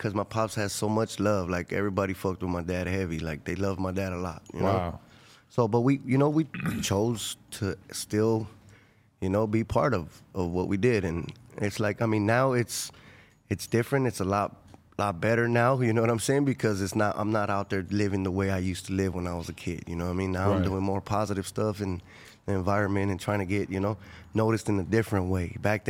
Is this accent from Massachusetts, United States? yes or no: no; Los Angeles, California, United States; also born or lived in Inglewood; I'm from South LA, from Florence community, Florence district.